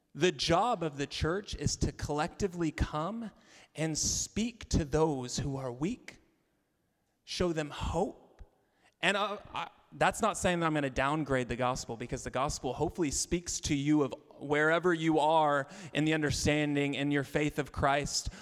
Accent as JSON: {"language": "English", "region": "Arkansas", "country": "United States", "moved": "yes", "said": "I'm from Arkansas"}